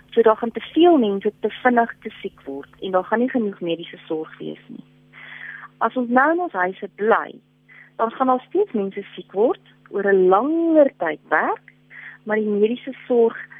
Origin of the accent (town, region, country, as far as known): South Africa